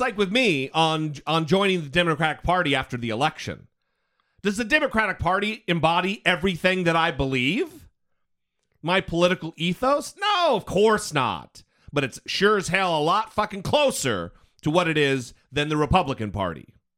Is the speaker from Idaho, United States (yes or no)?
yes; Idaho, United States; I'm from Idaho, so I feel your pain. I know what it's like to, to hail from a state where it's a little backwards.